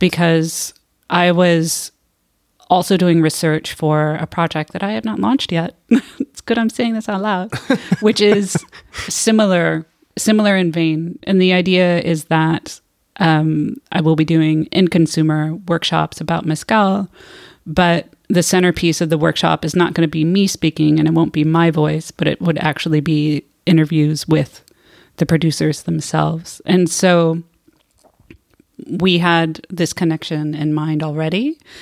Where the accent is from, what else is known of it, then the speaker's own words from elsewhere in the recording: United States; moved away; also born or lived in California; I am from the United States.